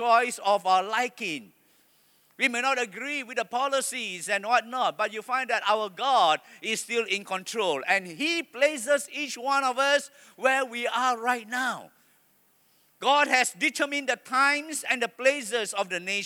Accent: Malaysia; I am proud to be a Malaysian

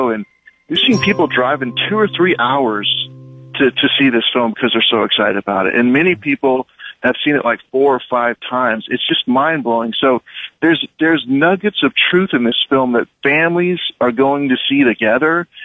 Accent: Liberal, Kansas, United States; growing up in Liberal, back when I was young, we didn't have the internet.

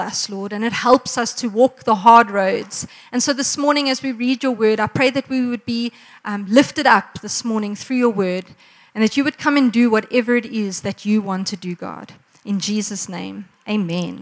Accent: Margate, KwaZulu-Natal, South Africa; now in Pretoria, South Africa; I come from Margate, which is why I can in the Afrikaans style praat nie

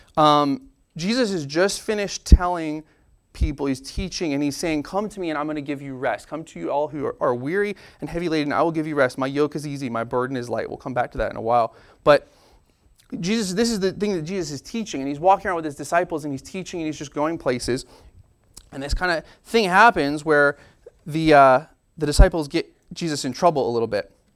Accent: United States; I am a American scientific logical person

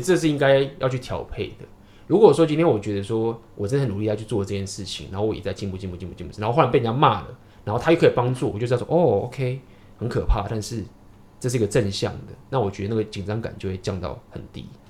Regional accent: Taiwan; 我是台湾

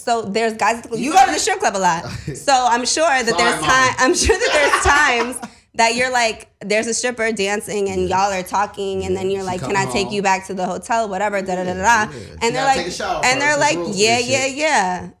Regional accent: tri-state area, United States; Okay, so I'm from the Tri-State.

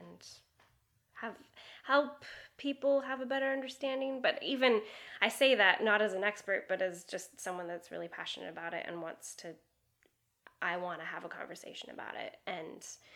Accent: Seattle, Washington, United States; moved away as an adult; also born or lived in Madrid, Spain / Prague, Czech Republic; now in Los Angeles, United States; I grew up in Seattle, Washington, and then moved to Madrid, Spain with my parents when I was 16

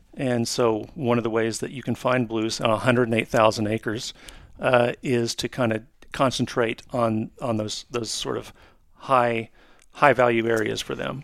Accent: Oklahoma, United States; my home state of Oklahoma

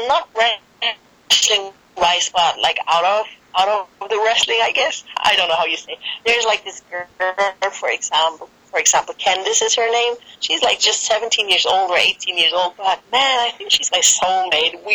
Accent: Germany; English is a second language; I'm from Germany

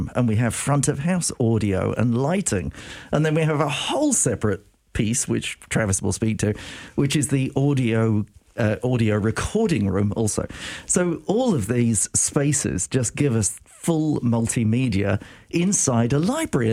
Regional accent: United Kingdom; accent: British; moved away as an adult; now in United States; I am British

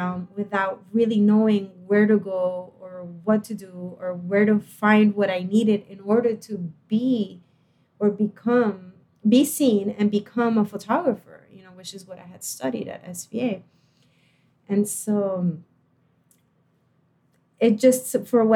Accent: Puerto Rico; I was born in Puerto Rico, and I went from a private high school to the University of Puerto Rico in Rio Piedras

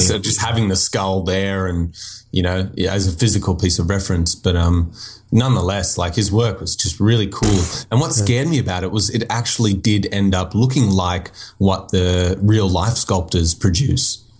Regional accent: Nowra, New South Wales, Australia; also born or lived in Florida, United States; I was born in America, but I lived in like south of Sydney, uh, a few hours south for most of my teenage life

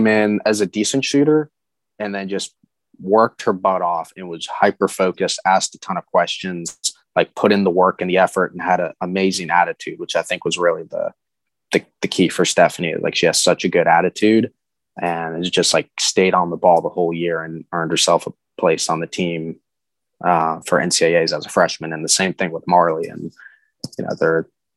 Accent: Virginia, United States; I'm from Virginia

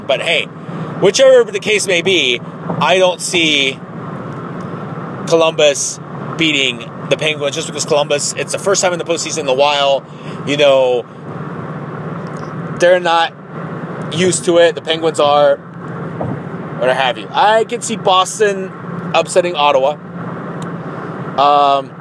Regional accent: Tijuana, Baja California, Mexico; I was born in Tijuana, Mexico

